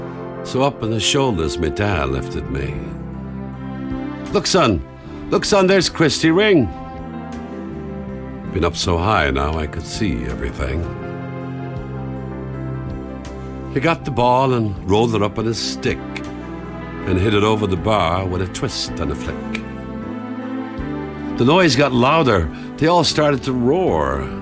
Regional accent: Cork, Munster, Ireland; Growing up in Ireland, in Cork, and as a young lad, I went down the park to see a match with my dad.

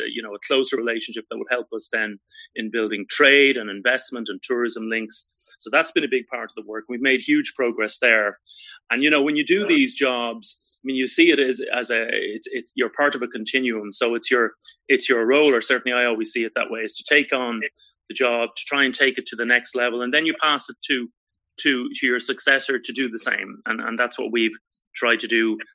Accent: Ireland; moved away as an adult; now in Ottawa, Canada; I'm from Ireland.

